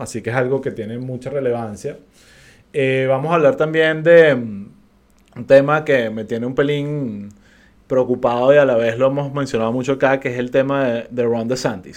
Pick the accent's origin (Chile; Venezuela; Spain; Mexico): Venezuela; como venezolanos sabemos